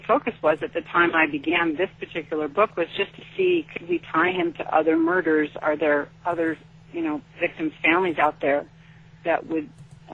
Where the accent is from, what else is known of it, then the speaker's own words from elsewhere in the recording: Sacramento, California, United States; since I grew up in Sacramento, I started asking people I went to high school with.